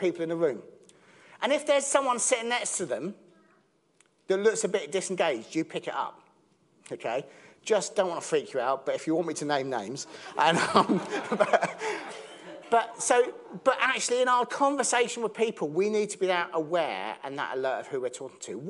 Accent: Southampton, South East England, United Kingdom; I'm from Southampton

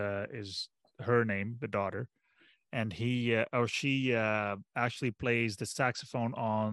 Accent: Netherlands; moved away; I'm from Holland

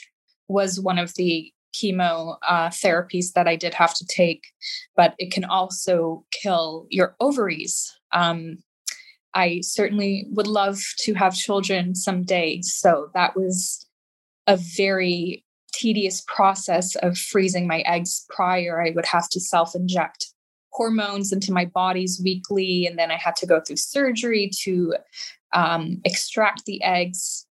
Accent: Boston, Massachusetts, United States; moved away as an adult; also born or lived in California; now in Boston, United States; I was born in Boston. I was raised in Boston.

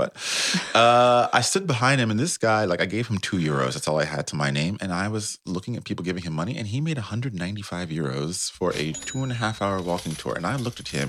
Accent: United States; moved away as an adult; now in Amsterdam, Netherlands; I'm still American living in Europe

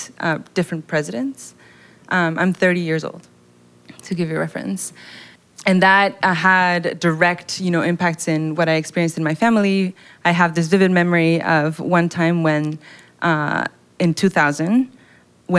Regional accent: Quito, Pichincha, Ecuador; moved away; I was born and raised in Quito, Ecuador, which is in South America

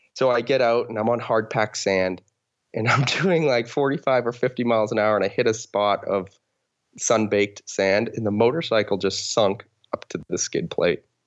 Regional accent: Boston, Massachusetts, United States; moved away as an adult; now in Seattle, United States; I am from Boston, Massachusetts. That's where I grew up, but uh, most recently I've been living in Seattle, Washington.

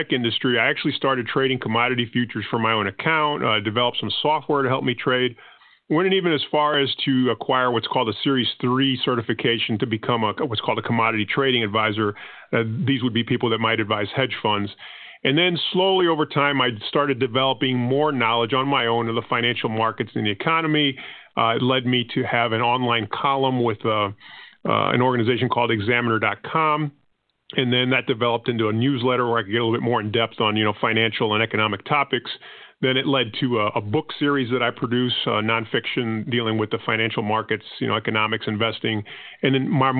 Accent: Panama; first language Spanish; English is a second language; now in United States; I'm not originally from the United States. My country of birth was actually Panama, and that would mean that my first language was actually Spanish.

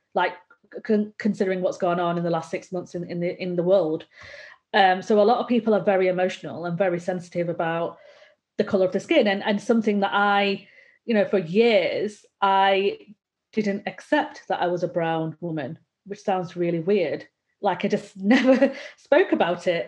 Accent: Bolton, North West England, United Kingdom; I'm from Bolton in, in North in Northern England

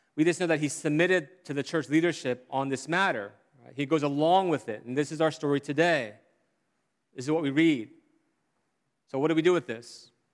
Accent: South Korea; growing up in Korea

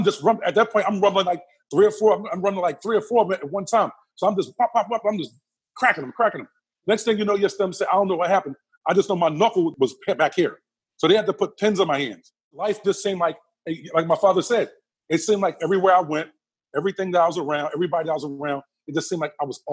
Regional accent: Philadelphia, Pennsylvania, United States; a young 20-year-old growing up in Southwest Philadelphia

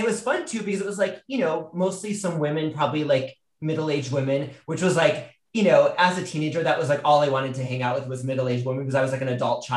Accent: outside Detroit, Michigan, United States; I grew up in the Midwest. I grew up outside Detroit in Michigan

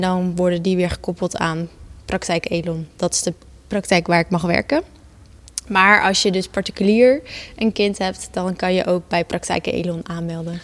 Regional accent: Gouda, South Holland, Netherlands; ik ben geboren en getogen in Gouda.

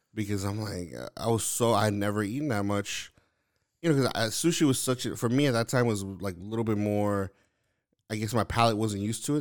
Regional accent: New York City, New York, United States; moved away; originally I'm from Lower East Side of Manhattan, like, in New York

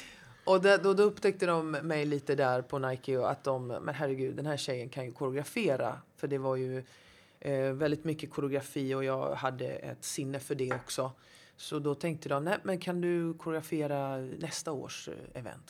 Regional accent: Gothenburg, Västra Götaland, Sweden; now in Stockholm, Sweden; Jag är eh, uppvuxen i Angered, mm. Hammarkullen, Hjällbo.

